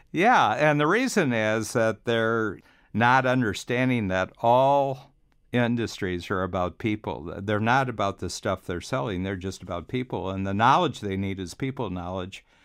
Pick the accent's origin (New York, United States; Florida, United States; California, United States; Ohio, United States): Ohio, United States; Cleveland; moved away as an adult; also born or lived in Chicago; now in Toronto, Canada; I'm from Cleveland, which was a city going downhill